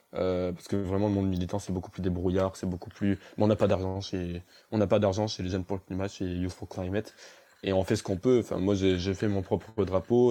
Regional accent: Avignon, Provence-Alpes-Côte d'Azur, France; je suis absolument pas d'Annecy, je suis d'Avignon.

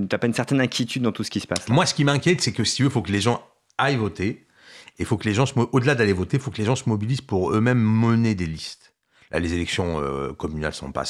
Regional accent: France; C'est là où moi je dis oui, moi je suis français.

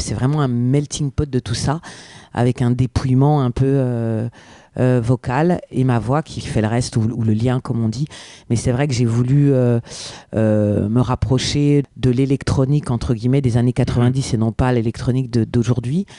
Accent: France; first language French; Je suis native, je suis française

